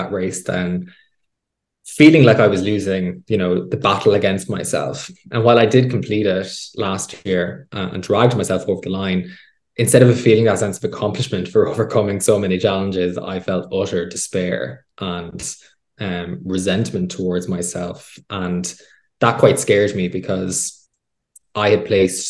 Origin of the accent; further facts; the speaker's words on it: Midlands, Ireland; I grew up in the Midlands, you know, in GAA culture